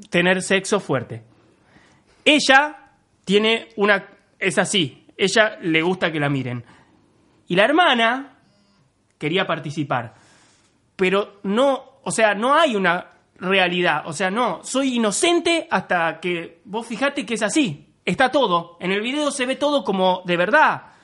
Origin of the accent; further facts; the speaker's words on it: Canning, Buenos Aires Province, Argentina; also born or lived in Banfield; O sea, todo mal, pero yo viví nada. Cuatro años en Banfield. Yo soy de Canning. Soy el cheto de Canning en todo caso.